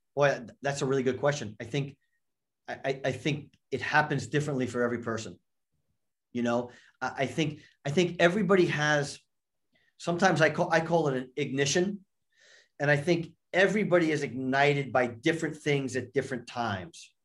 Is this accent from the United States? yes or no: yes; New York, United States; I grew up in New York, uh, just outside New York